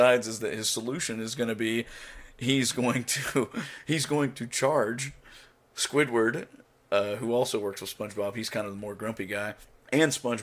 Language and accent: English; Oklahoma, United States; the place where I grew up in Oklahoma was a railroad town